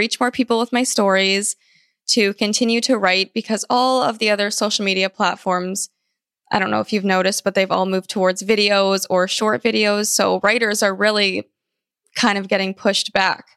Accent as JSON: {"language": "English", "town": "Vancouver", "region": "British Columbia", "country": "Canada", "tie": "born or raised there", "also_born_or_lived": "California", "said": "I was born in California, actually, but I moved to Vancouver, Canada when I was very young. I was about 4, and I've lived here ever since then."}